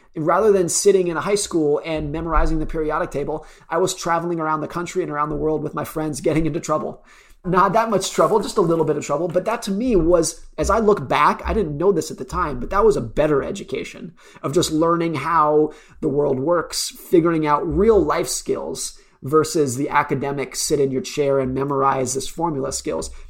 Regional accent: United States; I grew up around Lake Tahoe

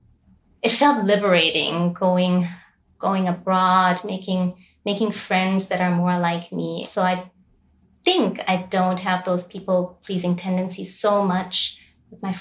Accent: Austria; moved away as an adult; now in Lebanon; I was born and raised in Austria, but my parents are originally from Bangladesh

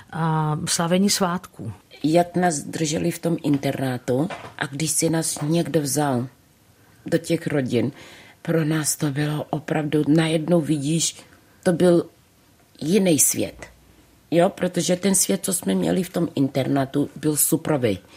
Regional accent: Czechia; A najednou už si říkáš, jo, jsem Češka.

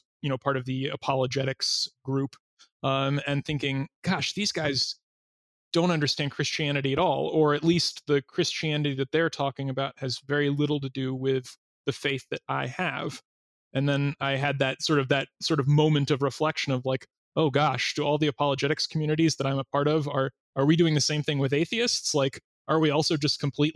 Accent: Massachusetts, United States; moved away as an adult; also born or lived in North Carolina; I grew up in Massachusetts and at a Baptist church

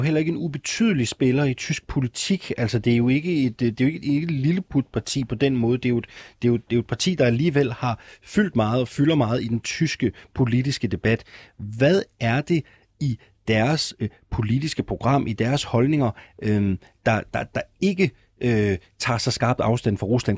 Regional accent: Jutland, Denmark; Jeg er jyde

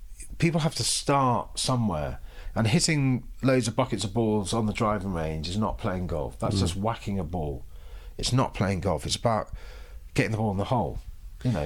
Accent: London, United Kingdom; moved away as an adult; we moved here last July from London, London born and bred

